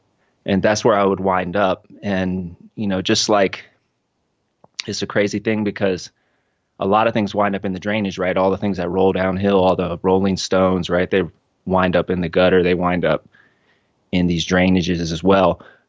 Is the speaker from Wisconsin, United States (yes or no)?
no; Cincinnati, Ohio, United States; I grew up in Cincinnati. It was a smaller town when my parents moved there. By the time they had me, I'm the youngest of five. The city had grown around them.